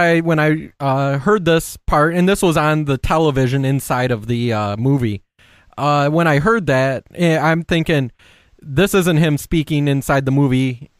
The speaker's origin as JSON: {"language": "English", "region": "Michigan", "country": "United States", "moved": "yes", "lives_now": "Oregon, United States", "said": "We're both from Michigan. I moved to Oregon, and you moved to New Mexico."}